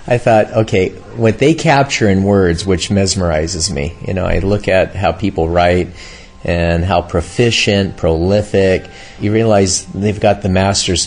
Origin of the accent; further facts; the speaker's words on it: Southern California, United States; Grew up in California, born, raised here in Southern California, on the beach, surfing